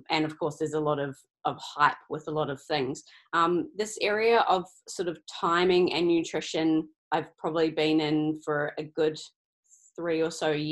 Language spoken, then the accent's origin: English; New Zealand; now in Australia; I'm I'm a New Zealander living in Australia